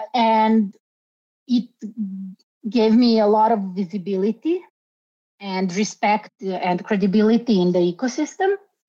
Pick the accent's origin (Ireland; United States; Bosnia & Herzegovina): Bosnia & Herzegovina; Sarajevo, Federation of Bosnia and Herzegovina; now in Belgrade, Serbia; In the 1990s, I actually was a refugee. I came from Bosnia, from Sarajevo to Belgrade.